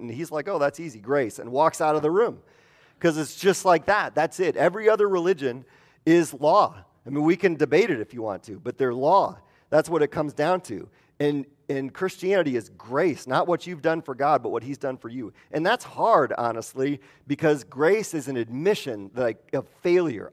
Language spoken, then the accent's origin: English; Midwest, United States; moved away; I'm from the Midwest